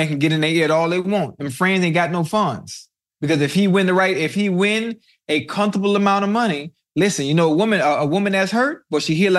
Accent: Miami, Florida, United States; Nah, I was born in Liberty City.

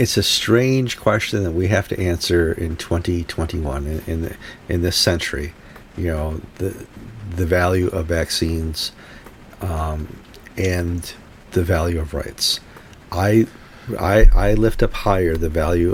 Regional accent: United States; being brought up as an American in the age of Ronald Reagan

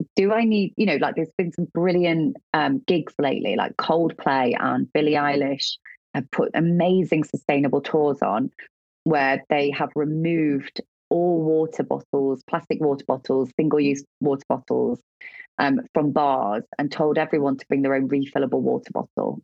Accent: Midlands, United Kingdom; moved away; I was from a council estate in the Midlands that I'd never been out of the Midlands.

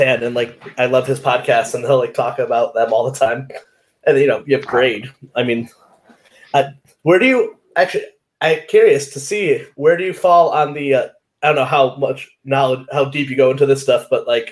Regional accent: Connecticut, United States; I grew up in Connecticut

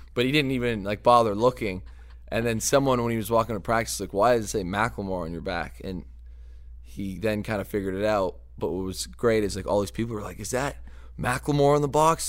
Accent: LaSalle, Ontario, Canada; moved away as an adult; also born or lived in Seattle; now in Detroit, United States; that's my hometown

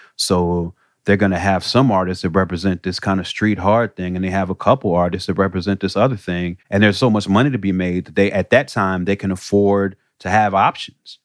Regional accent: Chicago, Illinois, United States; moved away; I come from Chicago where that was looked at as a different thing

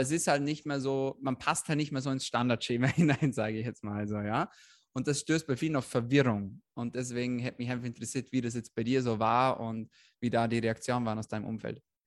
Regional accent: Austria; bei uns in Österreich

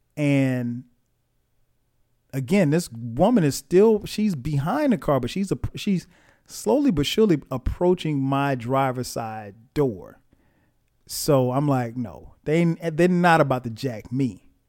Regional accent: Florence, South Carolina, United States; I'm from Florence, South Carolina.

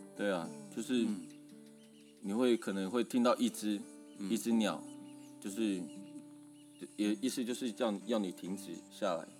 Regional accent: Taiwan; 我来自南河部落

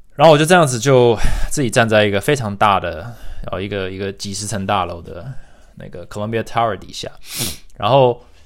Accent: Taiwan; moved away; also born or lived in United States; 身为台湾人，在美国连， 我连台湾学生协会都没加入

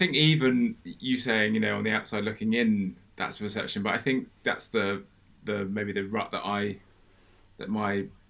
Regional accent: Oxford, South East England, United Kingdom; moved away as an adult; I grew up in Oxford, live in the southwest.

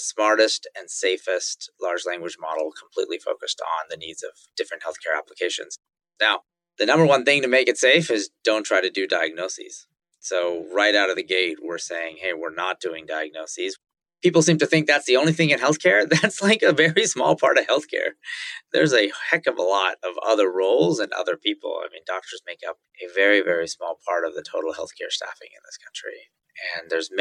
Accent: Silicon Valley, California, United States; also born or lived in Indonesia; Growing up in the Valley, you saw Apple Computer, which was just a few miles from my house, get started and get big

